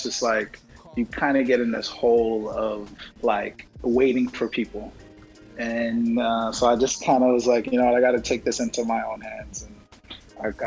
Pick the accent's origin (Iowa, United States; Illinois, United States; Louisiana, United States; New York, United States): New York, United States; New York City; also born or lived in Brooklyn / Nigeria / Texas; I'm from Brooklyn, born and raised in Jamaica, Queens